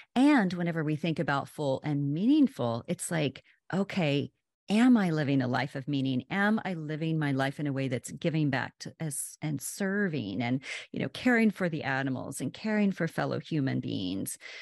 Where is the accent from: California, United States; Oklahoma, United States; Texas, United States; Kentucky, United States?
Oklahoma, United States; now in Washington, D.C., United States; I'm originally from Oklahoma, and I've lived in the D C area for, my goodness, like twenty-five